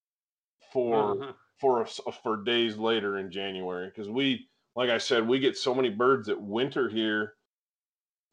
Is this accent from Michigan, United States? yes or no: yes; Michigan, United States; now in Wyoming, United States; growing up in Michigan